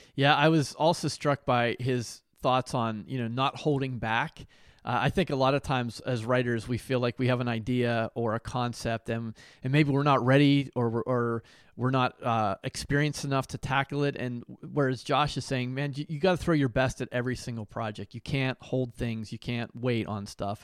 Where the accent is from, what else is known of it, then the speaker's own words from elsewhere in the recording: Pittsburgh, Pennsylvania, United States; also born or lived in New York / New Jersey / Nashville, Tennessee; now in Ohio, United States; I grew up in Pittsburgh